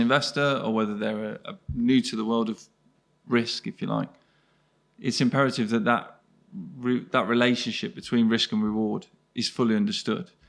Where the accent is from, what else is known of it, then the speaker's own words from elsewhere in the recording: Birmingham, West Midlands, United Kingdom; I'm born and bred in Birmingham, live not too far away now